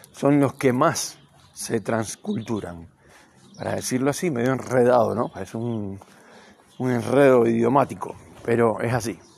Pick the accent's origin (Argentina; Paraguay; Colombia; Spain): Argentina; Yo me considero un ciudadano del mundo. Tengo nacionalidad argentina, pero soy un ciudadano del mundo.